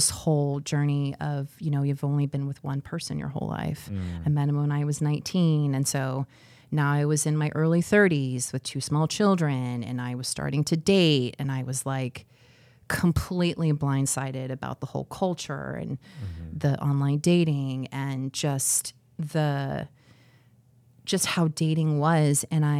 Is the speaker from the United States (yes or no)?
yes; Scottsdale, Arizona, United States; moved away as an adult; also born or lived in Detroit, Michigan; now in Cedar Rapids, United States; I'm from Scottsdale, Arizona.